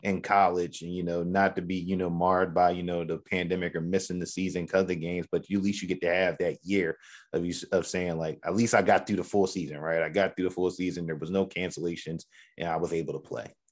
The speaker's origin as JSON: {"language": "English", "town": "Philadelphia", "region": "Pennsylvania", "country": "United States", "said": "from Philly, uh, Philly, uh, the Uptown area"}